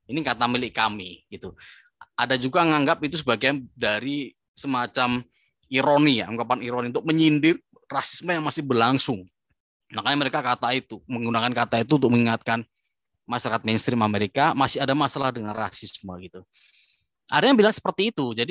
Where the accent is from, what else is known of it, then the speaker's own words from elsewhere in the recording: Indonesia; kalau misalnya kita saya orang Asia ini ya, orang Indonesia gitu.